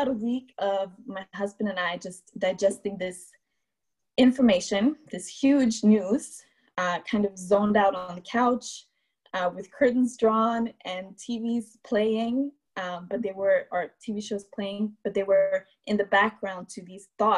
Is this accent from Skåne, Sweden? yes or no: yes; Malmö, Skåne, Sweden; Living in Malmö, Sweden, which is my hometown where I grew up.